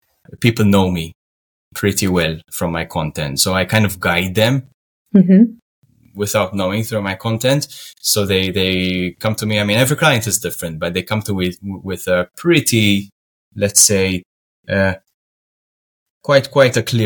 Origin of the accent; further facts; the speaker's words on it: Malta; Malta is a sunny Mediterranean island just below Italy. And we speak we speak in English and Maltese, which is our language that resembles Arabic